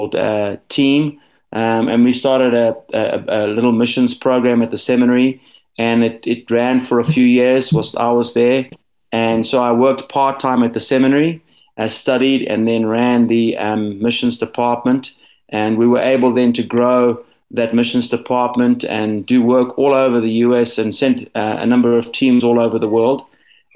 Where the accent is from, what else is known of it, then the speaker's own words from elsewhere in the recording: South Africa; also born or lived in Zimbabwe / United States; I grew up for a large portion of my life here in South Africa